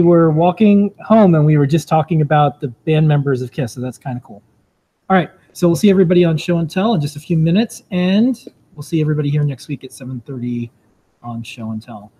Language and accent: English; Florida, United States; I grew up in Florida